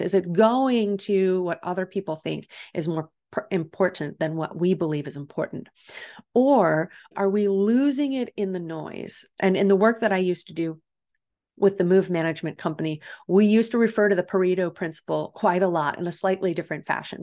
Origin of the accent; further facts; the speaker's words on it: Illinois, United States; now in San Diego, United States; here in San Diego, we don't have the same seasons that I grew up with in Illinois